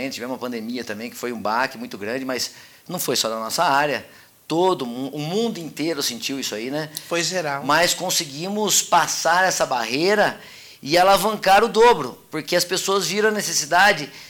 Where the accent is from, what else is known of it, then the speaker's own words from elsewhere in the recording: Mogi Guaçu, São Paulo, Brazil; Olha, eu sou de Mogi Guaçu